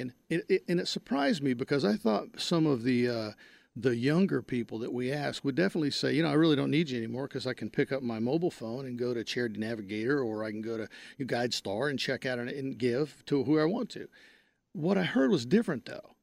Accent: Wise County, North Texas, United States; moved away as an adult; I'm from North Texas. I grew up in Wise County, a small town in Wise County

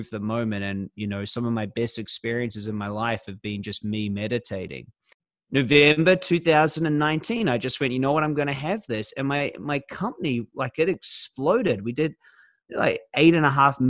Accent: New Zealand; now in Australia; I'm from New Zealand originally

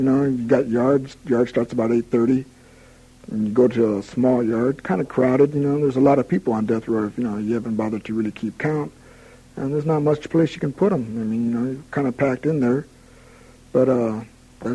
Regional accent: Sacramento, California, United States; now in San Quentin, United States; Sacramento wasn't such a bad place to be raised

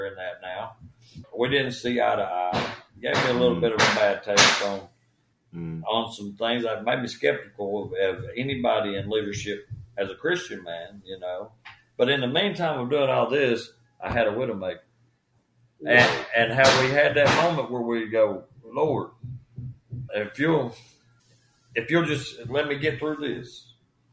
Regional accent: Spring City, Tennessee, United States; born or raised there

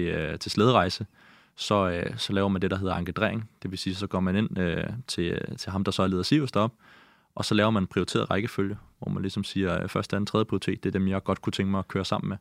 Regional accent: Amager, Capital Region of Denmark, Denmark; also born or lived in Greenland; Jeg voksede op på Amager, øh, og jeg har boet øh, fem år i Grønland, øh, da jeg var yngre, mellem jeg var 8 og 13

